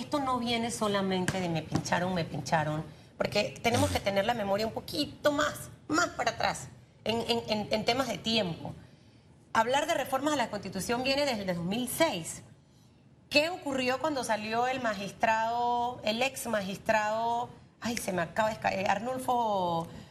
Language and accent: Spanish; Panama; como panameña